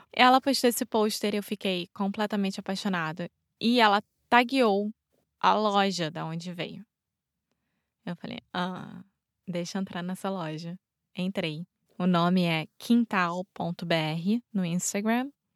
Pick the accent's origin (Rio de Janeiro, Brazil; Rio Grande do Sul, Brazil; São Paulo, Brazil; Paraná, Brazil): Rio de Janeiro, Brazil; now in Portugal; Eu sou brasileira, carioca do Rio de Janeiro